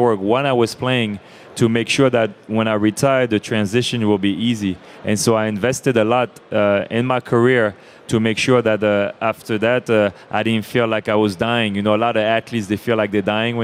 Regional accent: France; I grew up in France, and so we love to eat.

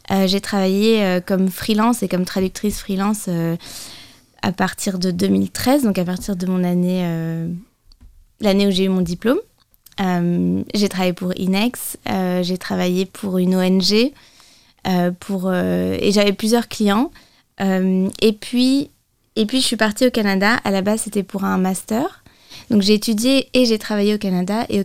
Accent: United States; accent: American; Moi, j'ai grandi avec l'accent américain.

